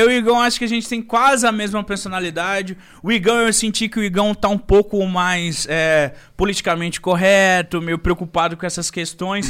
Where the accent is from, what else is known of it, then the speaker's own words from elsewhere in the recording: Brazil; sou brasileiro